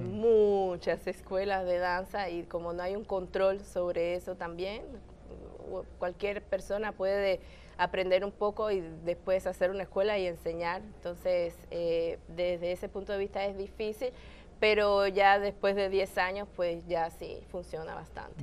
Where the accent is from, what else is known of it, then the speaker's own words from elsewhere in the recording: Havana, Cuba; now in Canada; viviendo en mi país, en La Habana, en Cuba